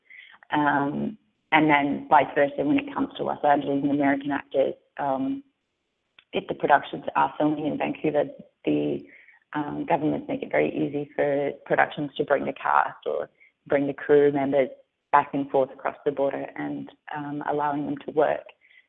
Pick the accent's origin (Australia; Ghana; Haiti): Australia; accent: Australian; whereas if I read it with my Australian accent, I actually have to stop and think about how it actually sounds to say it Australian